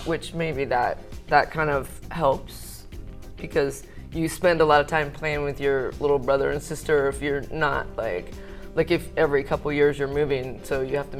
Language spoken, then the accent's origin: English; Manteca, California, United States; born there; I was born in California, Manteca, actually, which is this tiny little farming town.